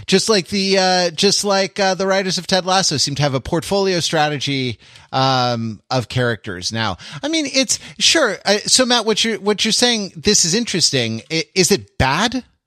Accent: United Kingdom; I'm British

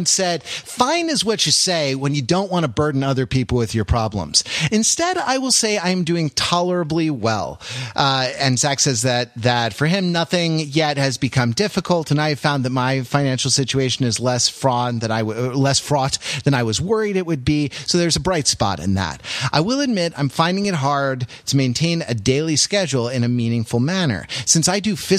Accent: United States; I'm an American Anglophile

